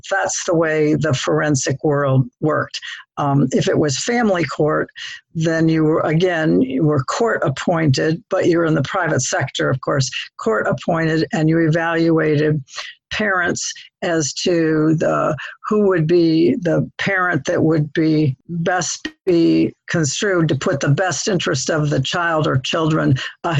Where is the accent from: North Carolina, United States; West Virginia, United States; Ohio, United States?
Ohio, United States; Toledo; moved away as an adult; also born or lived in Dayton, Ohio / Hilton Head / Zambia; now in The Villages, United States; I was raised in Toledo, Ohio